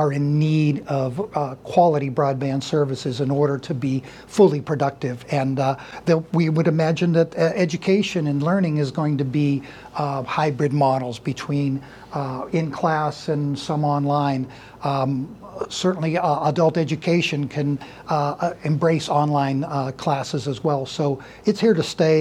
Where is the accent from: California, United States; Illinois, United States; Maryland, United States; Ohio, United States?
Ohio, United States; Youngstown; now in Howland, United States; was born in Youngstown and raised in Youngstown